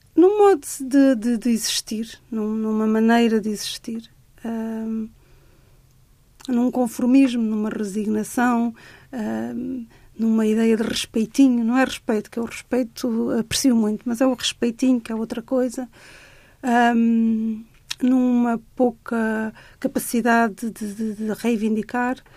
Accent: Cascais, Lisbon, Portugal; eu cresci em Cascais

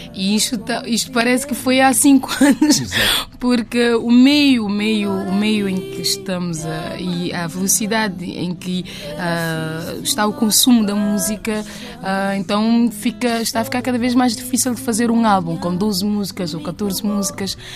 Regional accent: Pedra Badejo, Santiago, Cape Verde; Eu sou de Pedra Badejo

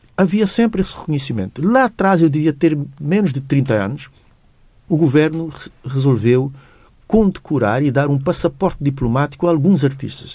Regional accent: Tarrafal, Cape Verde; tratam-me como o filho do Tarrafal, naquele sentido, eu sou o menino mimado da zona onde eu nasci

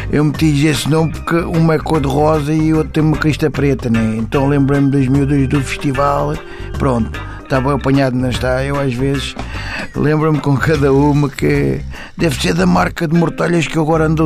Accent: Moscavide, Lisbon, Portugal; sou de Moscavide.

